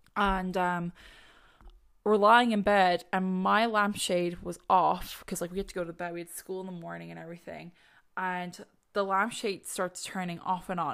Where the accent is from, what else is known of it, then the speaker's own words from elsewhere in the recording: Ireland; As an Irish person, we love to put a few legs on our stories.